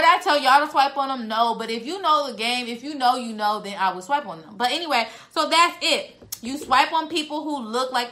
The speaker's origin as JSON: {"language": "English", "town": "San Diego", "region": "California", "country": "United States", "moved": "yes", "lives_now": "Dallas, United States", "said": "I'm in Dallas. So I'm from San Diego"}